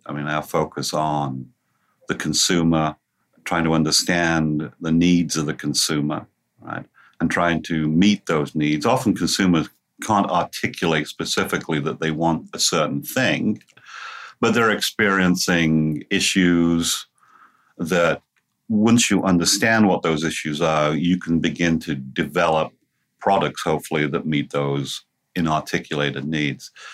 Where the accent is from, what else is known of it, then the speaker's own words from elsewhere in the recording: England, United Kingdom; moved away as an adult; now in Cincinnati, United States; I'm about three and a half thousand miles away from my original home which of course was in England. I actually came to the United States during the 1990s